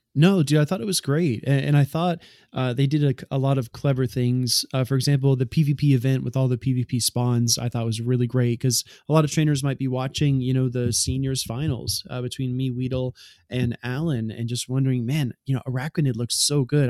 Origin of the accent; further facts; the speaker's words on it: Southeast US, United States; I spent most of my life growing up in the South, Southeast of the U S